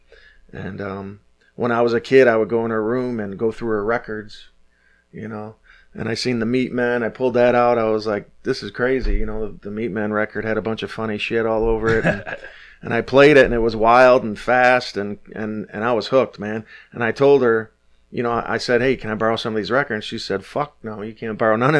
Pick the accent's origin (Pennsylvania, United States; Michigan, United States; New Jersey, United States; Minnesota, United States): Michigan, United States; Detroit; But I grew up in Detroit. I grew up at 6 Mile